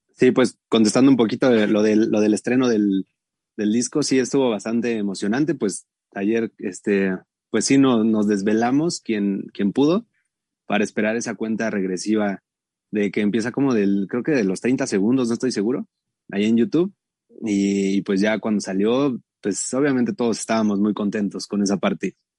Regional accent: Atizapán de Zaragoza, State of Mexico, Mexico; also born or lived in Tlalnepantla; como somos de, Atizapán, de Zaragoza, del bellísimo Atizapán y también de Tlane, somos de esos dos este, municipios

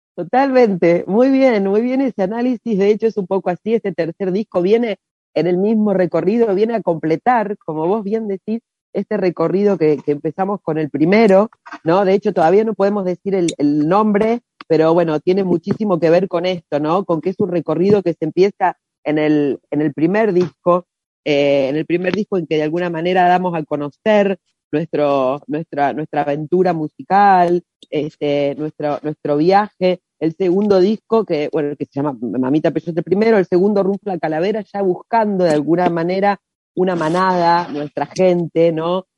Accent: Rosario, Santa Fe, Argentina; nosotros somos de Rosario

